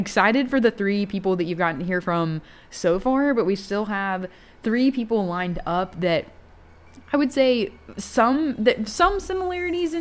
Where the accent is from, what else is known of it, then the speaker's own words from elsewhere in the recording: Chattanooga, Tennessee, United States; I'm from Chattanooga, so I'm not even from Upper East Tennessee